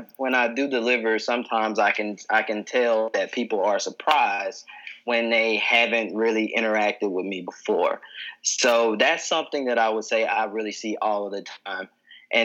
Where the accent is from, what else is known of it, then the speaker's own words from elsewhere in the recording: Memphis, Tennessee, United States; moved away as an adult; now in Philadelphia, United States; I am originally from Memphis, Tennessee, but I've been living in Philadelphia for about 6 years